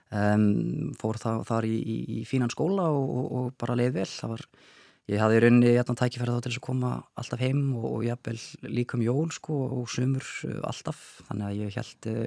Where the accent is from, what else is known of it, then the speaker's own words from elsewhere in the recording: Minneapolis, Minnesota, United States; Já, þannig að ég ólst upp í Minneapolis í Minnesota.